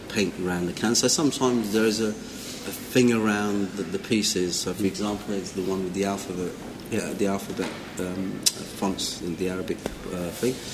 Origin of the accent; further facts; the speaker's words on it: London, United Kingdom; For example, growing up in London